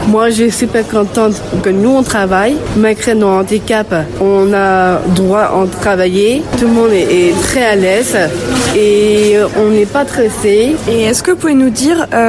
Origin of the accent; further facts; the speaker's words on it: England, United Kingdom; now in Lyon, France; je suis anglaise